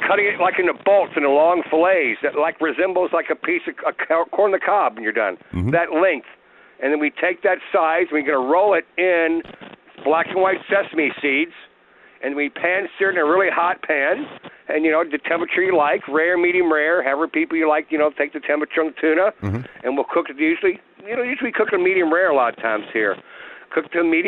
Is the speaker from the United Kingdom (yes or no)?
no; Kentucky, United States; moved away; We're from Kentucky